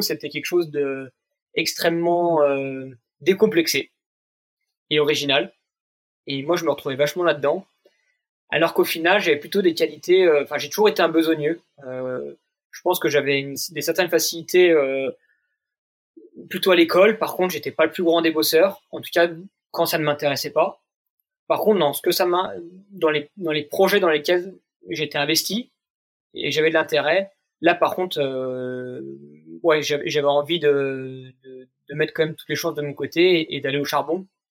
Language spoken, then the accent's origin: French; Jura, Bourgogne-Franche-Comté, France; now in Vanoise, France; j'ai grandi dans le Jura